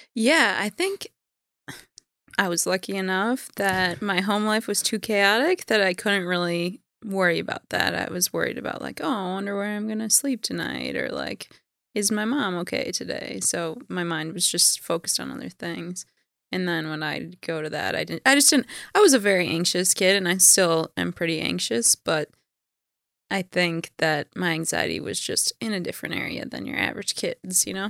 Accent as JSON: {"language": "English", "town": "Minneapolis", "region": "Minnesota", "country": "United States", "tie": "born or raised there", "said": "I was born in Minneapolis."}